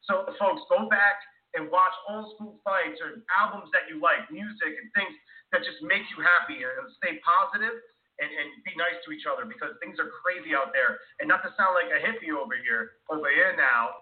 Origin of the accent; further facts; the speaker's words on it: New Jersey, United States; I'm from Jersey